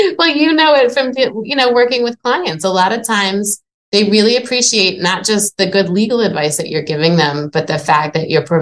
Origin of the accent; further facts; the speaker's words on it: Long Island, New York, United States; moved away as an adult; also born or lived in New Orleans, Louisiana; now in Boston, United States; I grew up in New York in a little tiny place called Long Island.